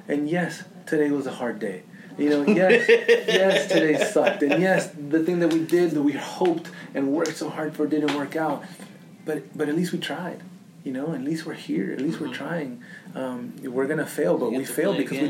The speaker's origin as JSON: {"language": "English", "town": "Los Angeles", "region": "California", "country": "United States", "tie": "born or raised there", "said": "I grew up in South Central Los Angeles, and my family was very, very, very poor"}